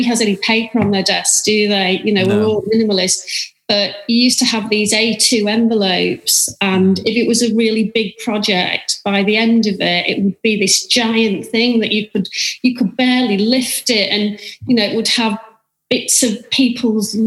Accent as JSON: {"language": "English", "town": "Manchester", "region": "North West England", "country": "United Kingdom", "also_born_or_lived": "Sydney, Australia", "moved": "as an adult"}